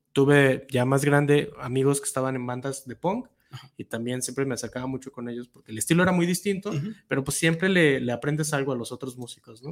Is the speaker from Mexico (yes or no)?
yes; Guadalajara, Jalisco, Mexico; yo soy de aquí de Guadalajara. Yo normalmente digo que soy casi, casi igual de tapateo que el tejuino, porque nací muy cerca del centro y crecí también muy cerca del centro.